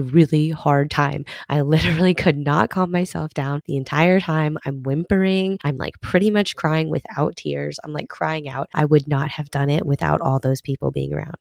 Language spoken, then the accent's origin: English; Minnesota, United States; now in Texas, United States; I'm originally, well, not originally, guess I moved there when I was eight, but I'm from Minnesota